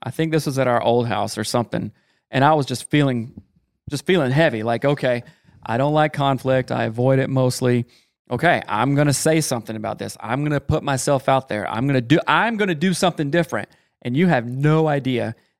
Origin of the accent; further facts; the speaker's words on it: the South, United States; I am from the South.